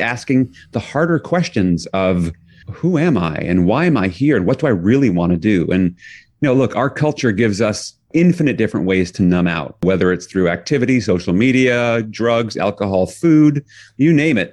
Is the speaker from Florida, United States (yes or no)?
no; New York City, New York, United States; I grew up in New York City